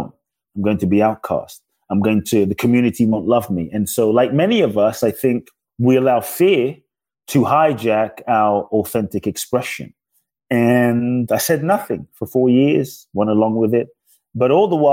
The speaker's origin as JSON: {"language": "English", "region": "London", "country": "United Kingdom", "tie": "born or raised there", "also_born_or_lived": "Ghana", "moved": "as an adult", "lives_now": "United States", "said": "I was born in Ghana, West Africa. My father's from Ghana. My mother's Japanese. I grew up in London. I live in the U.S. now since I was 18 and a half"}